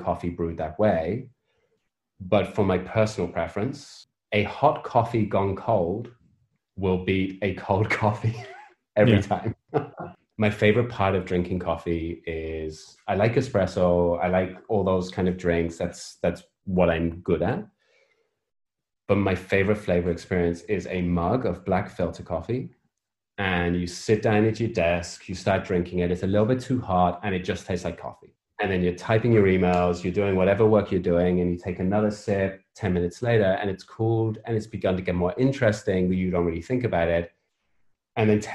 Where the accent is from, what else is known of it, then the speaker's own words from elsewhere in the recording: United Kingdom; So I'm British. I spend most of my life living in the gray